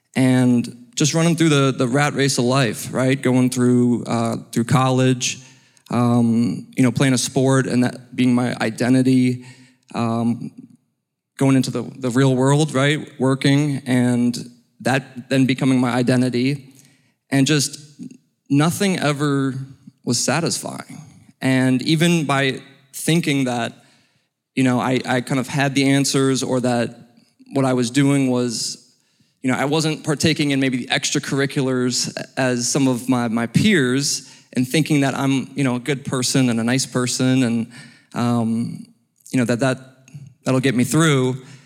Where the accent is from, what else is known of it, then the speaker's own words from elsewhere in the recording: Cleveland, Ohio, United States; moved away as an adult; also born or lived in Wyoming; now in Alpharetta, United States; I am from Cleveland, Ohio.